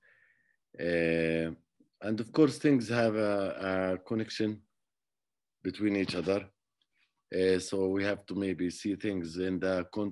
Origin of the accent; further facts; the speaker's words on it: Jerusalem, Palestine; So I grew up around Jerusalem area, and basically I used to play the flute